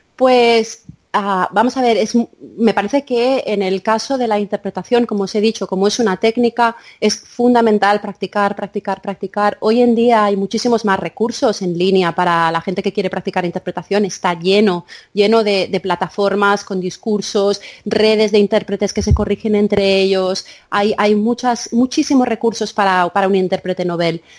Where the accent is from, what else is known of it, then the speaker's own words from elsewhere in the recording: Menorca, Balearic Islands, Spain; also born or lived in India; yo me crié en Menorca